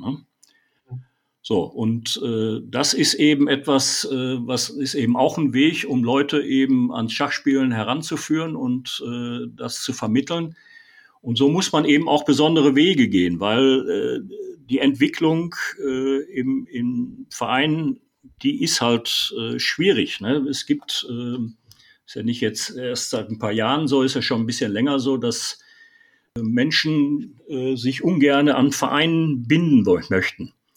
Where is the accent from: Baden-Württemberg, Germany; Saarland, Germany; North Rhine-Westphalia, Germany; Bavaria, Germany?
North Rhine-Westphalia, Germany; Ennepe-Ruhr district; in meiner Heimatstadt